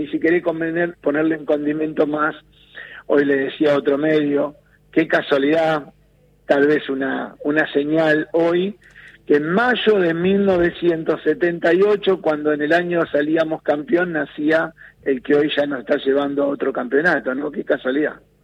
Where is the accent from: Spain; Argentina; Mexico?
Argentina